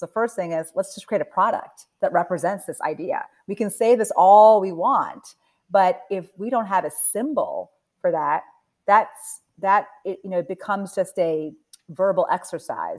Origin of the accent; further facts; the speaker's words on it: Delaware, United States; also born or lived in New Jersey; I was born in New Jersey. I grew up in Delaware